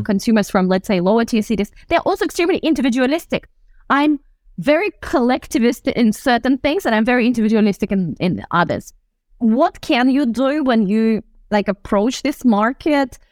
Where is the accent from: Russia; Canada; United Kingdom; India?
Russia; Russian Far East; moved away; I was born in the Far East of Russia, um, very close to the China border.